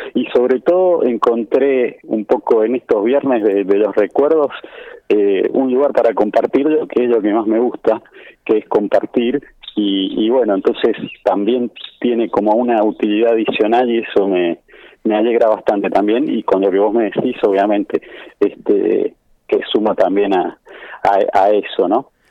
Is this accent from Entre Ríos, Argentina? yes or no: no; Buenos Aires, Argentina; moved away as an adult; also born or lived in Palermo, Buenos Aires / Caballito, Buenos Aires; now in Mercedes, Argentina; yo soy originario de Bajo Flores